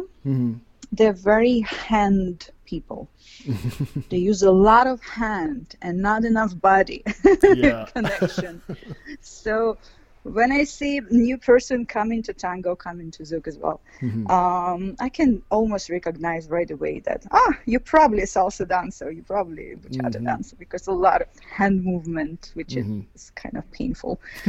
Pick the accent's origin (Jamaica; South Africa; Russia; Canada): Russia; Ural; English is a second language; now in Moscow, Russia; Ural. Ural Mountains is like south of Siberia.